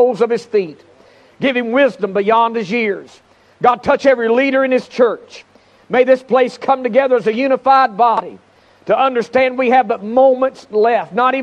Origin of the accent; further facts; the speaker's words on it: Charlotte, North Carolina, United States; I'm from Charlotte, North Carolina